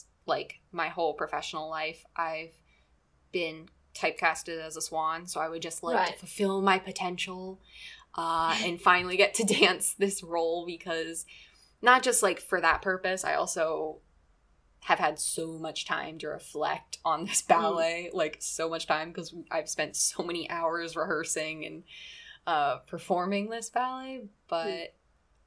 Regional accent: United States; growing up in America

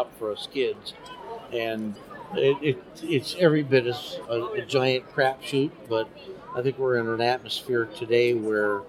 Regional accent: northern Wisconsin, United States; moved away; also born or lived in Chicago / New York / Seattle; I'm a small town boy from northern Wisconsin

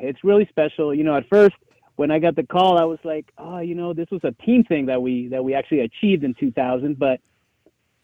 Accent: Albuquerque, New Mexico, United States; moved away as an adult; I'm from Albuquerque, New Mexico, and I played in a high school that really didn't have resources

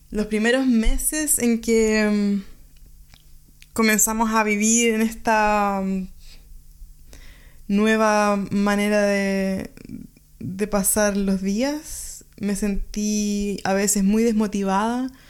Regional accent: Chile; now in Germany; Soy chilena y vivo en Alemania hace tres años

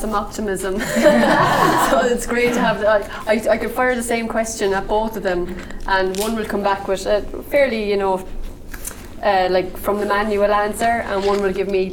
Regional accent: Cobh, Munster, Ireland; I'm from Cove, I adore Cove

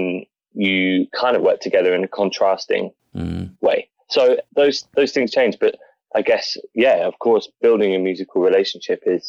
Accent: Norwich, East of England, United Kingdom; I grew up in Norwich

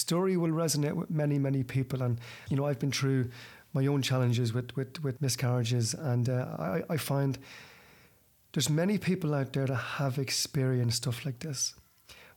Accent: Ireland; I'm from the same town as you

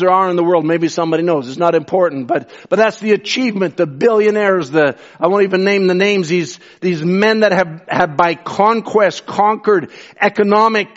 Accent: Canada; I'm as much Canadian.

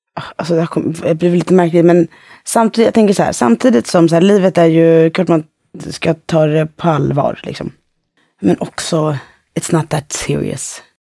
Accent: Fisksätra, Stockholm County, Sweden; jag växte upp i Fisksätra

